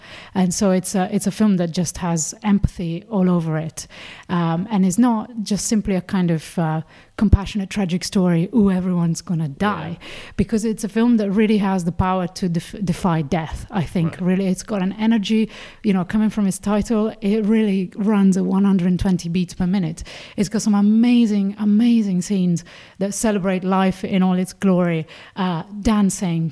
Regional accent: Italy; moved away; I grew up in Catholic Italy

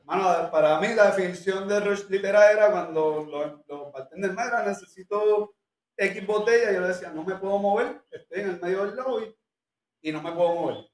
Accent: Puerto Rico; donde, viven mis papás, y donde yo nací y me crié toda la vida

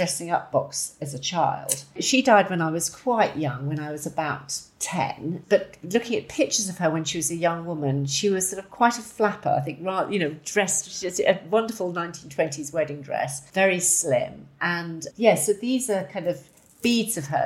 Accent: Ditchling, South East England, United Kingdom; also born or lived in Dublin, Ireland; I was born in Dublin. After they got married, they stayed sort of south, and we lived there till I was four. And then my father got a job at a new university that was being set up, the University of Sussex, near Brighton. So we lived in Ditchling for a long time, which I absolutely loved.

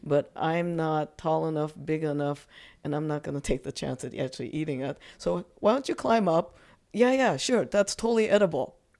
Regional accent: Japan; moved away; growing up in Japan

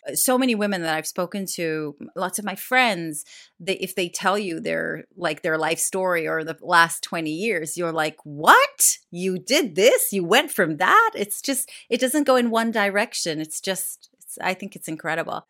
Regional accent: Jerusalem, Jerusalem District, Israel; moved away as an adult; also born or lived in Tel Aviv; now in United Kingdom; I grew up in Jerusalem

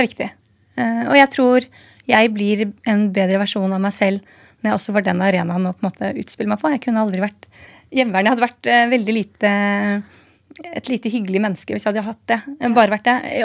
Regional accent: Nesodden, Akershus, Norway; now in Oslo, Norway; Jeg kommer fra Nesodden, bor i byen på Torshov Sandaker

